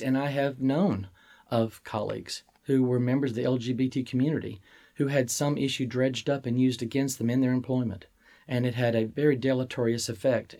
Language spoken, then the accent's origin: English; Starkville, Mississippi, United States; I was born in Starkville, Mississippi.